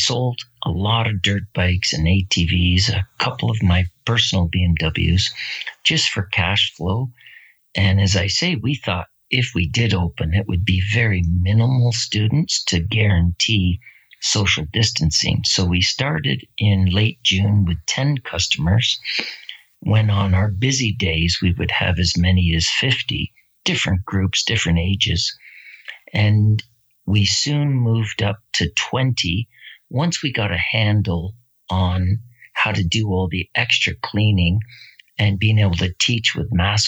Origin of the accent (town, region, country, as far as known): Barrie, Ontario, Canada